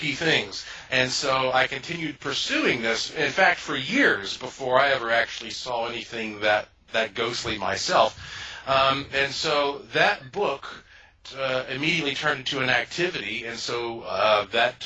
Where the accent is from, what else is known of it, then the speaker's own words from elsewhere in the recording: Asheville, North Carolina, United States; I was born and raised in Asheville, North Carolina, which is the heart of the oldest mountains in North America.